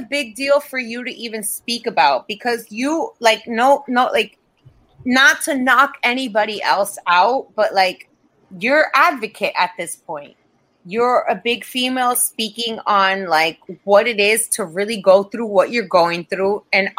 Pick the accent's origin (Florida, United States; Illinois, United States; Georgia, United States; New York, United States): Florida, United States; especially moving, because I come from Florida. Florida has, like, zero unions for anything.